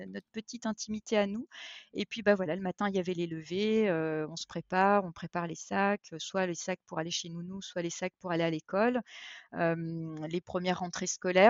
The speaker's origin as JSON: {"language": "French", "region": "eastern France", "country": "France", "tie": "born or raised there", "said": "je suis française, euh, d'origine, euh, née dans l'est de la France"}